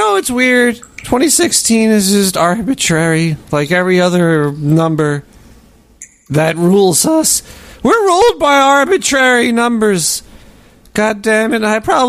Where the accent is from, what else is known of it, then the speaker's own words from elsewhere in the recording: Brooklyn, New York, United States; I'm from Brooklyn. Calm down.